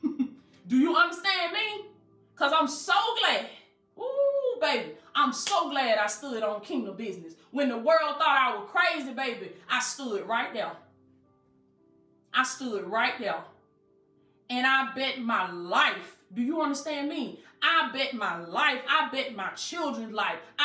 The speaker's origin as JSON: {"language": "English", "region": "Southwest Georgia", "country": "United States", "accent": "country", "said": "I'm country. You know, I'm from Southwest Georgia. I don't pronounce my words right"}